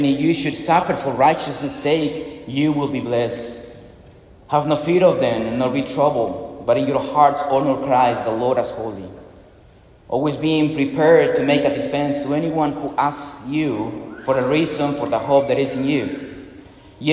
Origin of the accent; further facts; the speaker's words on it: Peru; moved away as an adult; also born or lived in Arizona; now in Mississippi, United States; I'm from Peru